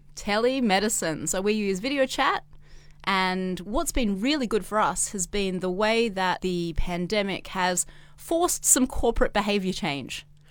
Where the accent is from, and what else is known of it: Australia; now in China